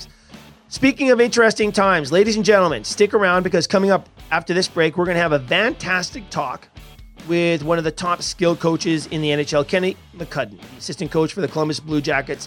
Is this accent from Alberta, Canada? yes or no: yes; Edmonton, Alberta, Canada; I was a massive Montreal Canadiens fan growing up in Edmonton